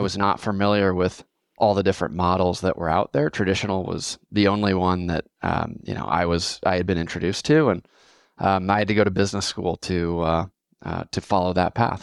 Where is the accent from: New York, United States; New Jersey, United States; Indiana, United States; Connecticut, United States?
Indiana, United States; Fort Wayne; moved away as an adult; now in Austin, United States; born and raised in Fort Wayne, Indiana. Um, I'm based in Austin today